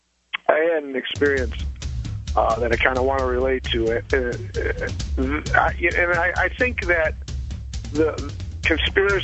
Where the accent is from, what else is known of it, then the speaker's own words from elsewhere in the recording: Illinois, United States; I'm from Illinois